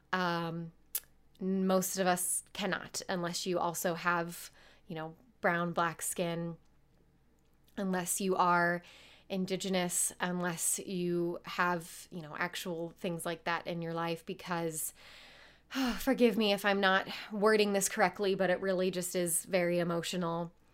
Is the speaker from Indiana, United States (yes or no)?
yes; Carmel, Indiana, United States; I grew up in Indianapolis, Indiana, uh, more specifically Carmel, Indiana.